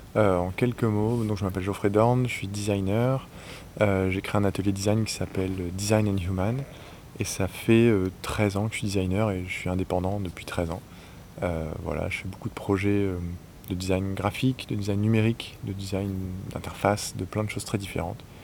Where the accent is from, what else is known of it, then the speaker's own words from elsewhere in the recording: northern France, France; moved away as an adult; also born or lived in Paris; je suis originaire du nord de la France, donc je suis débarqué à Paris